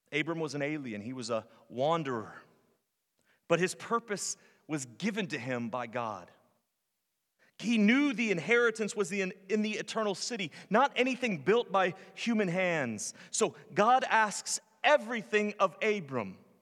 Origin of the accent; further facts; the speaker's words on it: Virginia, United States; moved away as an adult; also born or lived in North Carolina / Arizona / California / Florida; now in Tennessee, United States; I'm from Virginia. I spent the first twenty-six years of my life in, in Virginia